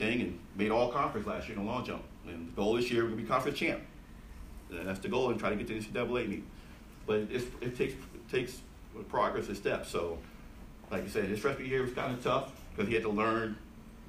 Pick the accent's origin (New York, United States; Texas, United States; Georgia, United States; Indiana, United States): New York, United States; Buffalo; moved away as an adult; East side of Buffalo